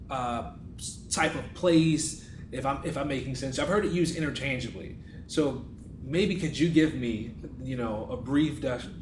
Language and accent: English; New York, United States; moved away; I'm originally from New York, so my New York vernacular